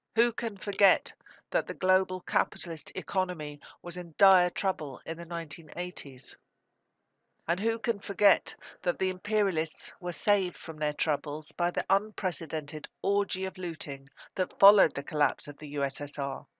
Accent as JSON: {"language": "English", "country": "United Kingdom", "said": "As a British socialist, I represent that part of the British working class"}